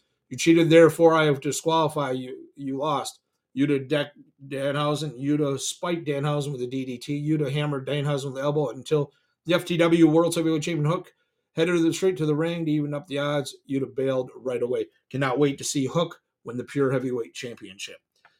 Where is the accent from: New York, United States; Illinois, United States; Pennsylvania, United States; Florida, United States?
New York, United States; I was kind of thinking I'm from Long Island. You're from Long Island.